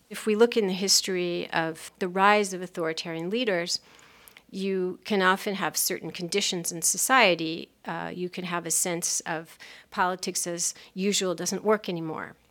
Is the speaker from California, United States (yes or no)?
yes; Los Angeles, California, United States; I grew up in California in a, a lovely town on the beach on the Pacific called Pacific Palisades